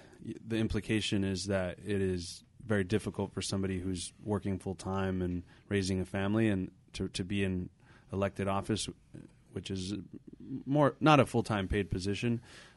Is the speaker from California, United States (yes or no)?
yes; Los Angeles, California, United States; But I grew up in Boyle Heights, and in a lot of ways, my story reflects the story of a lot of people in Whittier.